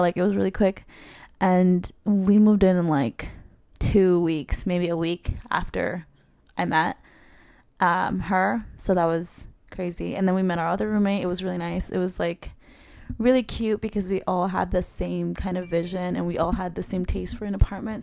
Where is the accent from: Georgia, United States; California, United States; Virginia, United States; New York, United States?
New York, United States; New York City; I'm from Queens, New York